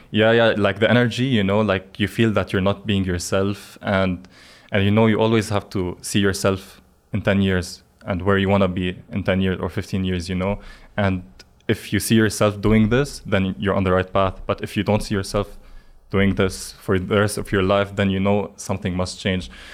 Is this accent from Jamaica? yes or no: no; Lebanon; moved away as an adult; I grew up in Lebanon.